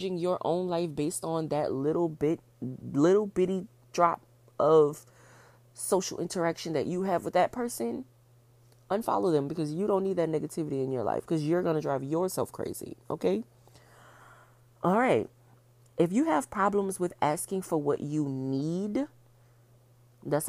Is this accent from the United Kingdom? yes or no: no; New Orleans, Louisiana, United States; I'm from New Orleans